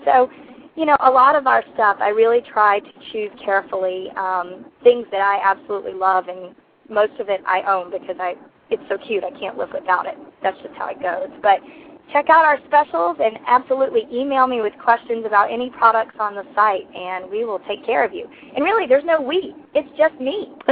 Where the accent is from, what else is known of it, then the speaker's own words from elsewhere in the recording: South Carolina, United States; now in Hawaii, United States; I am from South Carolina, the Palmetto State